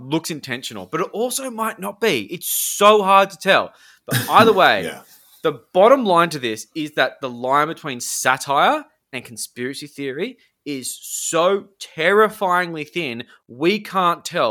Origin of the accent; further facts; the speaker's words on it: Sydney, New South Wales, Australia; I'm from the Northern Beaches